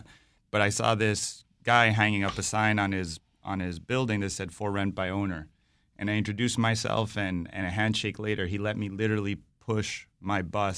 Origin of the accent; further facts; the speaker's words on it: Monterrey, Nuevo León, Mexico; also born or lived in upstate New York, United States; So I grew up with these two different perspectives between the United States and Mexico. So I was born in upstate New York, grew up in Monterrey, but then my life was kind of going back and forth.